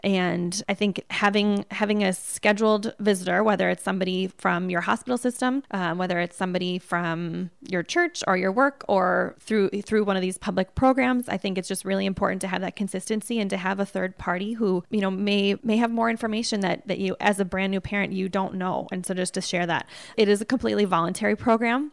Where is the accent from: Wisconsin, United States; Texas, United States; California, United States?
Wisconsin, United States; Sheboygan; I grew up in Sheboygan, Wisconsin, which is the bratwurst capital of the United States.